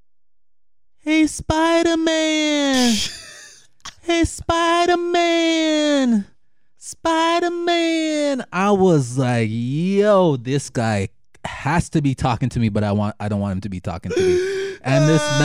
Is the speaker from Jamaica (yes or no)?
yes; Jamaica; being Jamaican